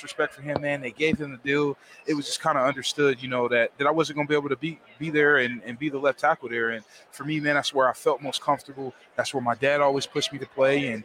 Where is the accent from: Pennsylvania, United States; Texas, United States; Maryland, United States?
Maryland, United States; Baltimore; I'm from Baltimore, born and raised.